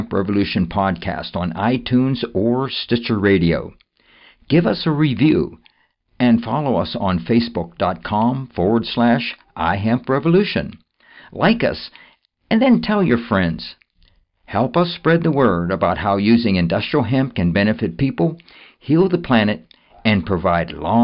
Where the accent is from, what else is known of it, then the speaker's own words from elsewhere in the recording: the North, United States; A northerner